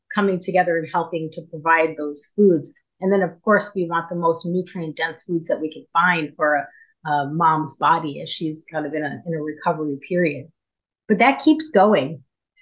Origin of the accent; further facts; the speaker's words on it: Buffalo, New York, United States; also born or lived in Fort Erie, Ontario / Six Nations, Ontario / Tyendinaga; now in Burlington, Canada; I was born and raised in Buffalo, lived in Fort Erie, lived at Six Nations for 20 years